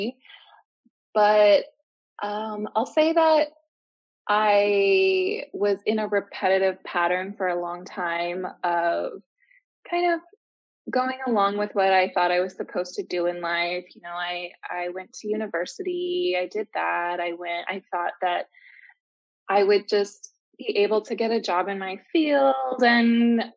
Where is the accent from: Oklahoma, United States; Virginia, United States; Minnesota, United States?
Minnesota, United States; moved away as an adult; now in Mexico; I'm from Minnesota in the US.